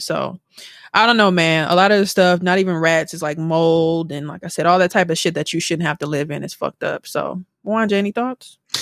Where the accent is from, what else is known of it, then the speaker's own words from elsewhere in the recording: Milwaukee, Wisconsin, United States; moved away; we're all from Milwaukee